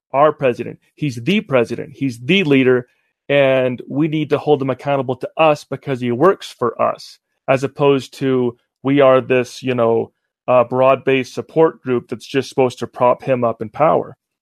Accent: Utah, United States; also born or lived in Cleveland, Ohio; I was raised here in Utah

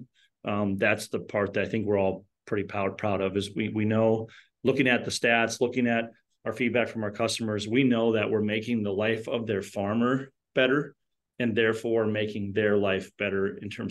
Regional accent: Fargo, North Dakota, United States; we're from Fargo, North Dakota

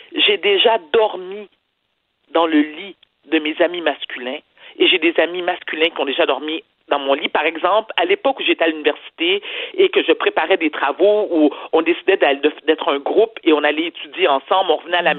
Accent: Quebec, Canada; je suis une Québécoise, fière de l'être, née au Québec

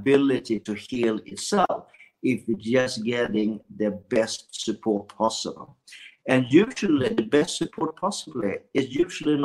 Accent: Sweden; I was born in Sweden

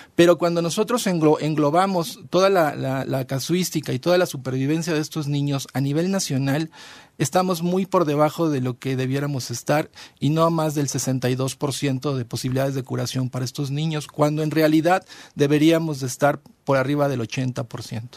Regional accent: Mexico; nosotros como población mexicana

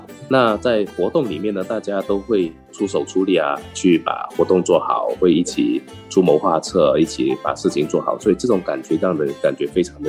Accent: Guangdong, China; now in Singapore; 大家都是潮汕人，有着一样的那

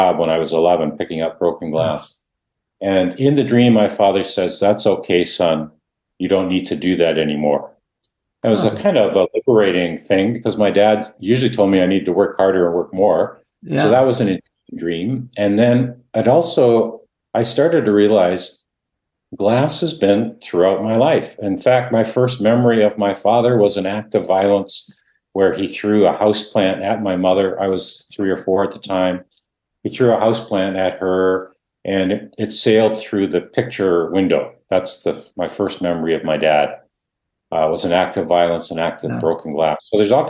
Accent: Canada; first language Dutch; English is a second language; I grew up thinking I wasn't Canadian, but I was Dutch

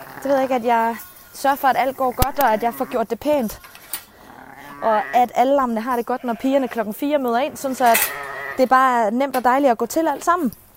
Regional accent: Fjelde, Zealand, Denmark; Så vi boede i Fjelle.

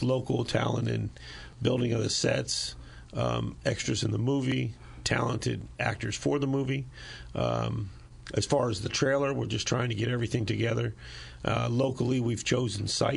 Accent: Lancaster, Pennsylvania, United States; now in Illinois, United States; I'm from back east. I'm from Lancaster, Pennsylvania.

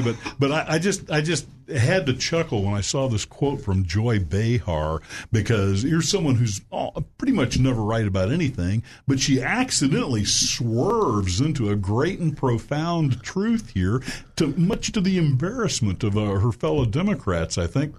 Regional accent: Little Rock, Arkansas, United States; my hometown, Little Rock, Arkansas

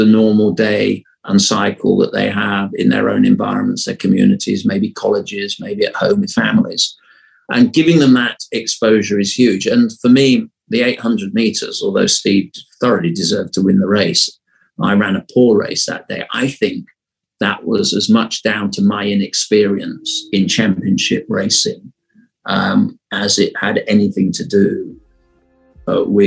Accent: Sheffield, Yorkshire and the Humber, United Kingdom; also born or lived in Fulham, London; I was brought up during the most impactful years in Sheffield. But I was actually born in Fulham in West London

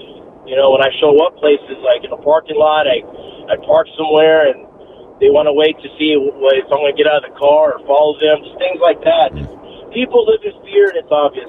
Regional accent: Uvalde, Texas, United States; now in Austin, United States; I've lived in Austin over 20 years. I'm from Uvalde. I'm Mexican-American, Chicano, and I moved to Hotel Vegas on East 6th Street back in 2001.

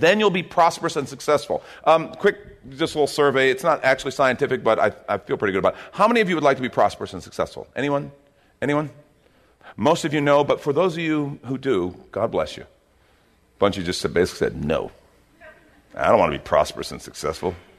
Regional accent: United States; as an American

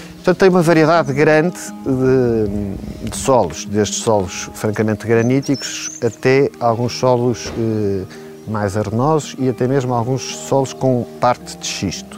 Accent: Lisbon, Portugal; also born or lived in Trás-os-Montes; eu nasci em Lisboa

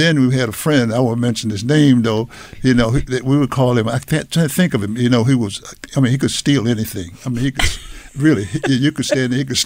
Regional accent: Washington, District of Columbia, United States; my background, I grew up in Washington, D.C.

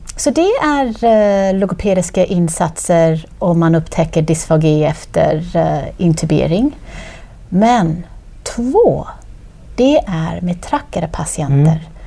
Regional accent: Australia; Swedish is a second language; moved away as an adult; also born or lived in Queensland; now in Sweden; Ja, så jag är född och uppväxt i Australien

